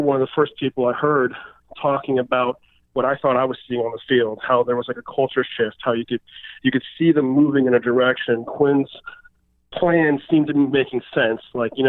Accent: Detroit, Michigan, United States; also born or lived in San Francisco; I was born in San Francisco during the Niners dynasty, but my dad's from Detroit. So I grew up in a family watching the Niners

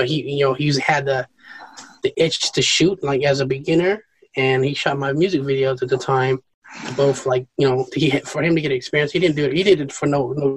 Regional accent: Seattle, Washington, United States; moved away as an adult; now in East Coast, United States; when I moved to the East Coast from Seattle

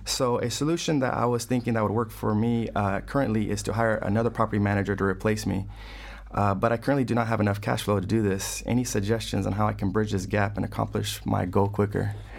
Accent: Fresno, California, United States; moved away as an adult; also born or lived in West Los Angeles, California; now in Los Angeles, United States; originally from Fresno, California, Central California.

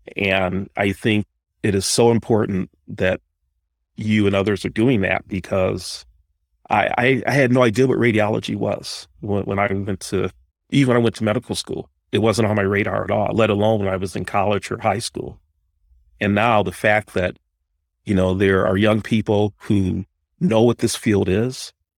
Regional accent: Detroit, Michigan, United States; I was born and raised in Detroit

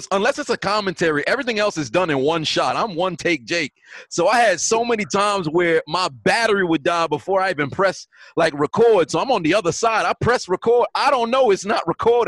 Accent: New York, United States; I'm from New York. You know, my A's sound different

